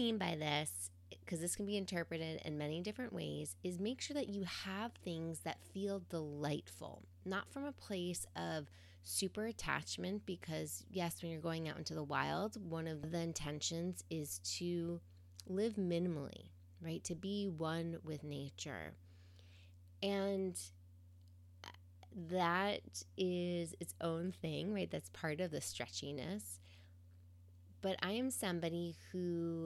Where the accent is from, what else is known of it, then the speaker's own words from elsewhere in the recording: New York City, New York, United States; moved away as an adult; now in Pacific Northwest, United States; As a New Yorker who grew up around cement streets and Central Park as her wild backyard